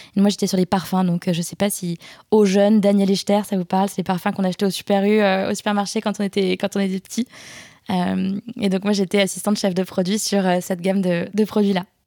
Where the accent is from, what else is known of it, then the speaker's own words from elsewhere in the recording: Alsace, Grand Est, France; Je suis alsacienne